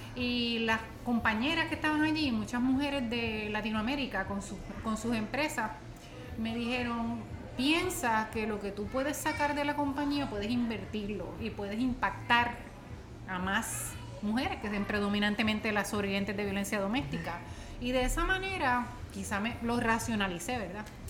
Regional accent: Puerto Rico; born or raised there; moved away

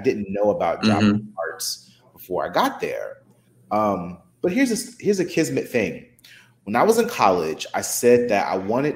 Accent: Newark, New Jersey, United States; also born or lived in Fort Lauderdale; I'm born and raised in Newark.

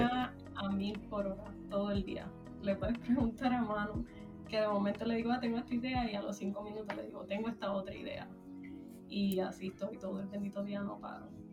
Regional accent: Puerto Rico; moved away as an adult; now in United States; pues soy de Puerto Rico, llevo viviendo en Estados Unidos en como aproximadamente siete años

